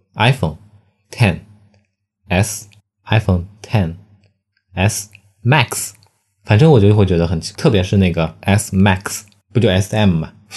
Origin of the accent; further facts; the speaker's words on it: Shanghai, China; 作为一个上海人